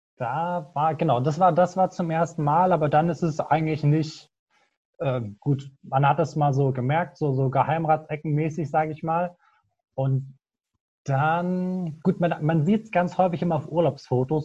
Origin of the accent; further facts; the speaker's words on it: near Frankfurt, Hesse, Germany; moved away as an adult; now in Aachen, Germany; bin nicht gebürtig aus Aachen, sondern komme eigentlich aus der Nähe von Frankfurt, wohne jetzt aber für mein Studium halt, wie gesagt, hier in Aachen